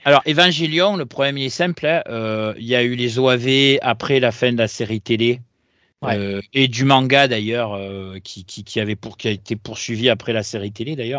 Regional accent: Marseille, Provence-Alpes-Côte d'Azur, France; chez moi à Marseille

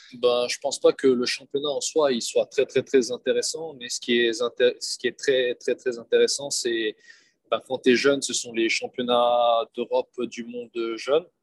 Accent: Bern, Switzerland; moved away as an adult; also born or lived in Lyon, France / Montpellier, France / Schaffhausen, Switzerland; now in Chambéry, France; j'ai déménagé assez vite en Suisse, où j'ai grandi, où j'ai passé ben, toute mon enfance, toute mon adolescence

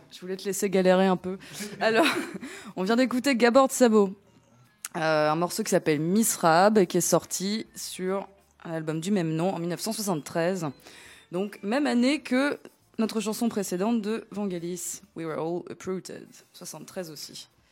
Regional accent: Athens, Attica, Greece; now in France; je ne suis pas née ici. Voilà. Je suis née à Athènes, en Grèce

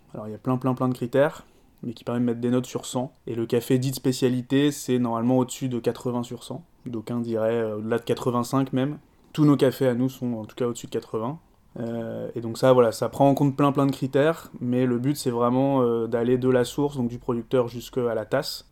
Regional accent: France; also born or lived in Bogotá, Colombia; je suis né en Colombie, je suis né à Bogota et j'ai été adopté par des parents français euh, quand j'étais bébé. Donc j'ai grandi en France toute ma vie

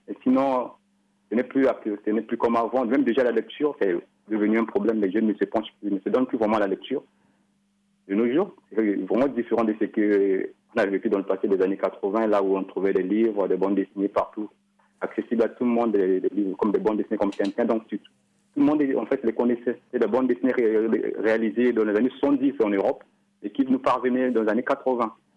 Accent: Republic of the Congo; chez nous, au Congo

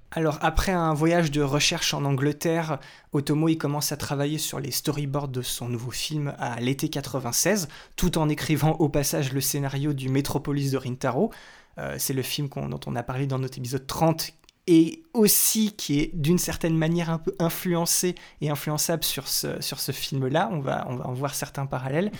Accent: France; chez nous en France

